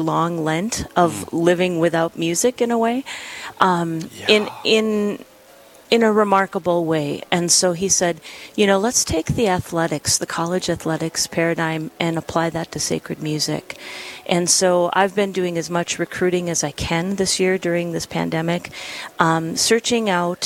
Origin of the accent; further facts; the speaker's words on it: Pisek, North Dakota, United States; my hometown parish of St. John Nepomucene in tiny Pisac, North Dakota. I was a church musician growing up, and that town is less than 100 people.